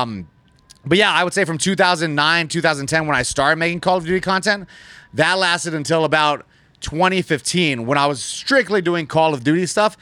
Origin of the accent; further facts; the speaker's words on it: Las Vegas, Nevada, United States; I was born and raised right here in Las Vegas